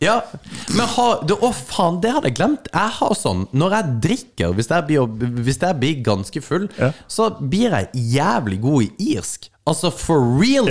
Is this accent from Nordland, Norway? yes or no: no; Kristiansand, Agder, Norway; now in Northern Norway, Norway; meg fra Kristiansand, mm. eh, som bor her i Nord-Norge